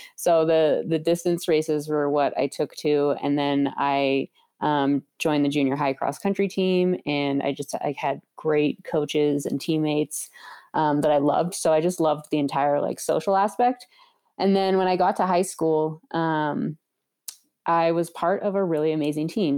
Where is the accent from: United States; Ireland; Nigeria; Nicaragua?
United States; Santa Rosa, California; moved away; where I grew up in Santa Rosa